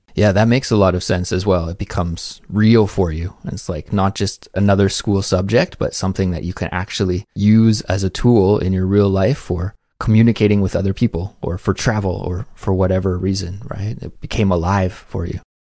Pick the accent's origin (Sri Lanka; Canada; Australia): Canada; now in Korea; as a Canadian, I had to take second language classes as well